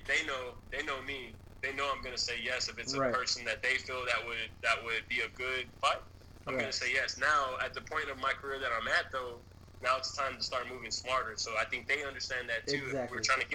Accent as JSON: {"language": "English", "town": "San Antonio", "region": "Texas", "country": "United States", "tie": "born or raised there", "said": "the neighborhood I grew up in Big Country, man. I grew up in that neighborhood."}